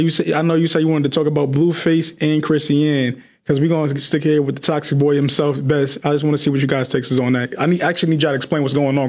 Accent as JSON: {"language": "English", "region": "New York", "country": "United States", "said": "I'm from New York."}